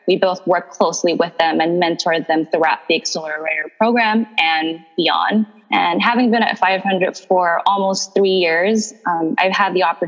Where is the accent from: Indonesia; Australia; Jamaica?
Indonesia; moved away as an adult; also born or lived in Chicago; I was born in Indonesia and raised by an entrepreneurial family